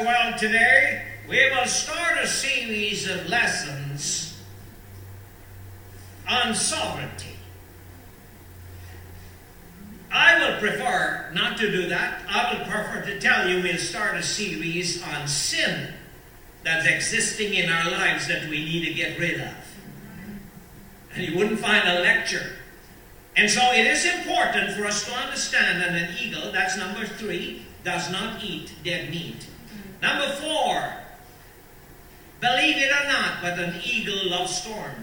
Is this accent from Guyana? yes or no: yes; Guyana; Growing up in Guyana